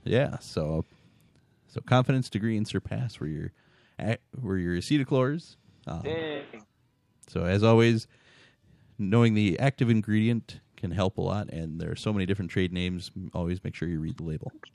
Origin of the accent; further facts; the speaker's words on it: Montreal, Quebec, Canada; now in Chilton, United States; I am originally from Montreal, Quebec, uh, but now I live near Chilton, Wisconsin.